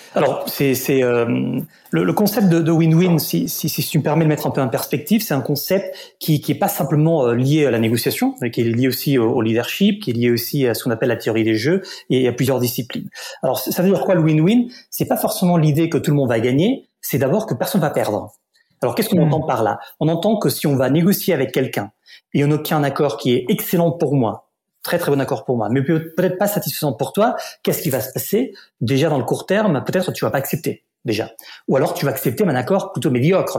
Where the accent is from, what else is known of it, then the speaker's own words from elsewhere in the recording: Barcelona, Catalonia, Spain; French is a second language; moved away as an adult; also born or lived in Paris; je suis né à Barcelone, en Catalogne en Espagne